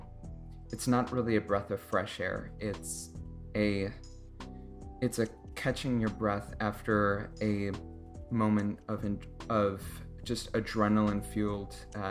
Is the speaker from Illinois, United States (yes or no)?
yes; Chicago, Illinois, United States; And I'm from Chicago.